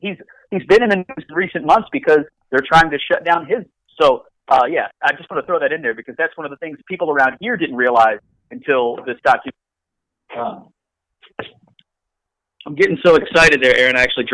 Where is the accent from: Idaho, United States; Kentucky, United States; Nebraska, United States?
Kentucky, United States; Bullitt County; I grew up in Bullitt County, Kentucky, just south of Louisville.